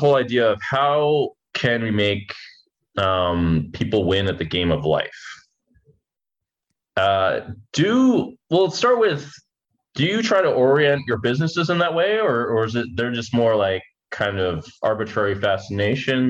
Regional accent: United States; I come from America

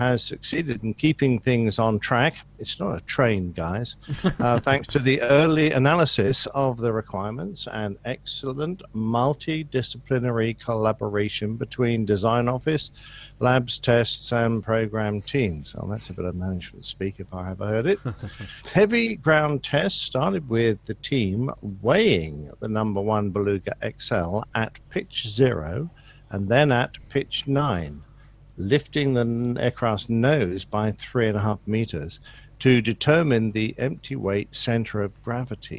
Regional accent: England, United Kingdom; I'm an Englishman.

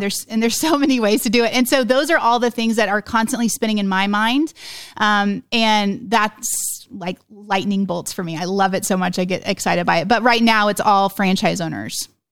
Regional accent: Oklahoma, United States; we're from Oklahoma

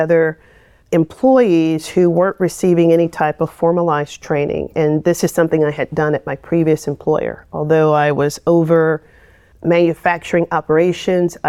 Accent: Midwest, United States; moved away as an adult; also born or lived in Rochester, New York / Indiana / South Carolina; I come from the Midwest, and what I consider is the salt of the earth people

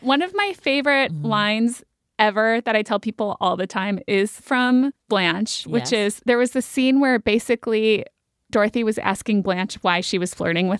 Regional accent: Minneapolis, Minnesota, United States; I'm from Minneapolis

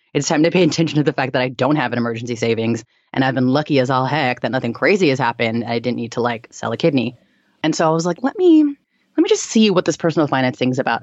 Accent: San Francisco Bay Area, California, United States; now in New York, United States; I was born and raised in the Bay Area and, um, I moved to New York

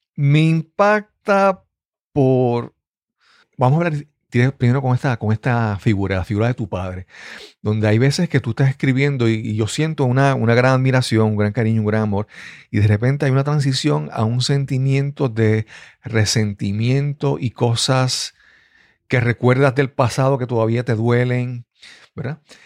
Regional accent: Puerto Rico; como puertorriqueños no somos estadounidenses completamente

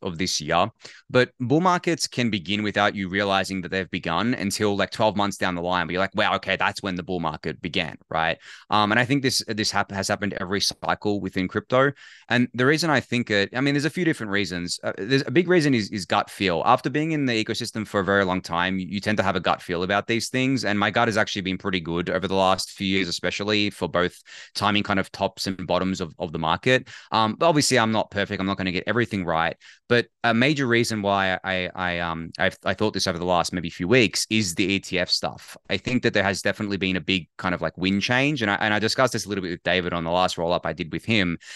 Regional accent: Australia

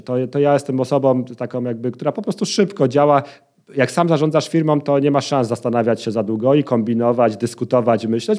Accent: Poznań, Greater Poland, Poland; jestem z Poznania

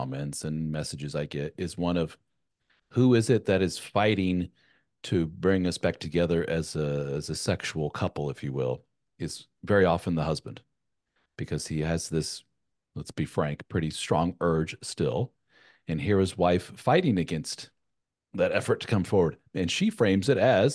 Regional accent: Germany; moved away; Having grown up in a European, my mother being from Spain, I was born in Germany, and my wife's from Germany

